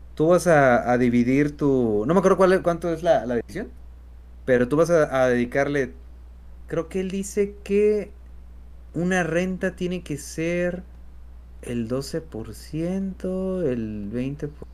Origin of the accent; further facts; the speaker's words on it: Mexico; somos mexicanos